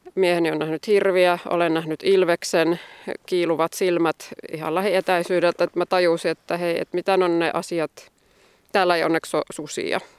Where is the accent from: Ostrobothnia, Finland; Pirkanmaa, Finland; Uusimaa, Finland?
Ostrobothnia, Finland; also born or lived in Joensuu / Tampere; now in Koli, Finland; mä itse olen Pohjanmaalta alun perin